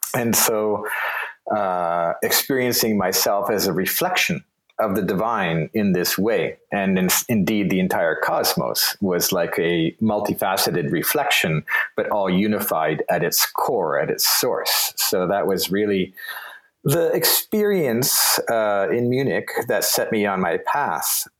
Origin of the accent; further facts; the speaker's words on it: Toronto, Ontario, Canada; moved away as an adult; also born or lived in Vienna; born in Toronto and raised in Toronto